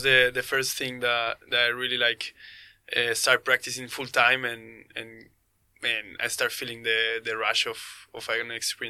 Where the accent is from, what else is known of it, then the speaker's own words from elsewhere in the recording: Chile; I'm a Chilean skydiver